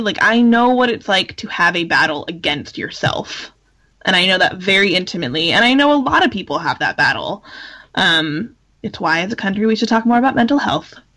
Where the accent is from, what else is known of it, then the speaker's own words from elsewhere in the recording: California, United States; as a Californian